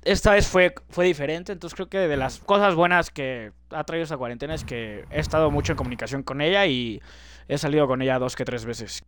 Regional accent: Mexico; somos los mexicanos

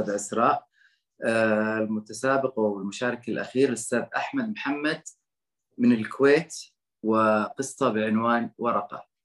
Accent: Egypt; now in Kuwait; مصري بالكويت مصري مقيم بالكويت

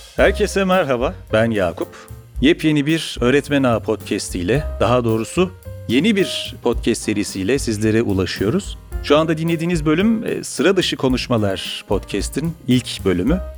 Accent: Çukurova, Turkey; ben de Çukurovalıyım.

